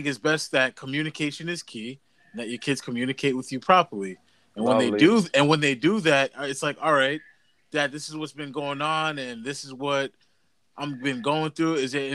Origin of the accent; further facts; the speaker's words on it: Massachusetts, United States; I lived in Massachusetts. I'm 30 years old. Lived in Massachusetts all my life